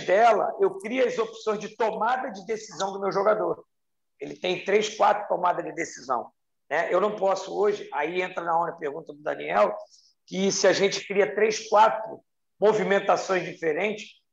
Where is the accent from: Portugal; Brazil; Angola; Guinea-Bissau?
Brazil; Rio de Janeiro; da minha cidade, minha cidade natal, onde eu amo, sou apaixonado, que é o Rio de Janeiro